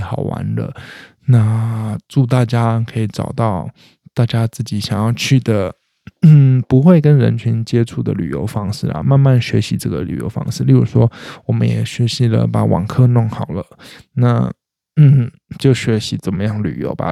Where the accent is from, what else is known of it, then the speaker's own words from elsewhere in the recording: eastern Taiwan, Taiwan; moved away; 我是东部长大的小孩